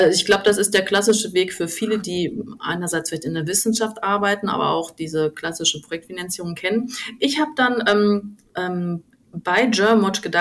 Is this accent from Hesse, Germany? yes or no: no; Duisburg, North Rhine-Westphalia, Germany; also ich komme ursprünglich gebürtig aus dem Ruhrgebiet, aus Duisburg.